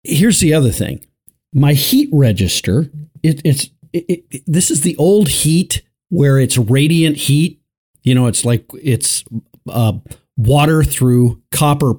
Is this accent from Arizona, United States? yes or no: no; Colorado, United States; my home state of Colorado